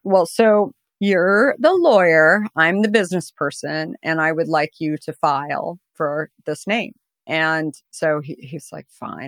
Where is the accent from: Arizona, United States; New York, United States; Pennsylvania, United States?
Arizona, United States; I grew up in Arizona